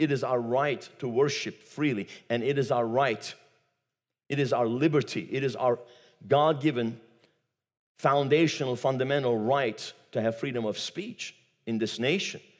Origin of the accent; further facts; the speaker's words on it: Turkey; moved away; I come from Turkey